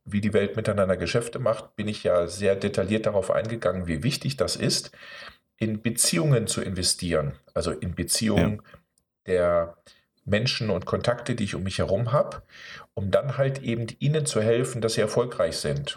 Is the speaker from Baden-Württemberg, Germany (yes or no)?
no; Osnabrück, Lower Saxony, Germany; ich bin hier dann in Osnabrück groß geworden